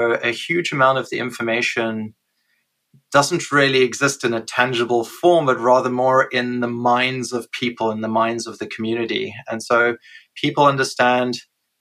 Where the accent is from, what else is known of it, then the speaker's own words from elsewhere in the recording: South Africa; moved away as an adult; I was born in South Africa and grew up there the first 30 years of my life